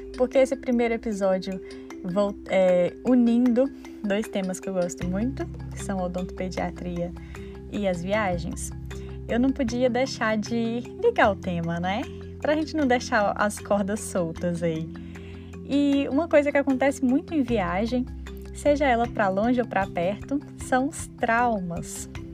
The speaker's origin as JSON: {"language": "Portuguese", "region": "Minas Gerais", "country": "Brazil", "said": "eu sou mineira"}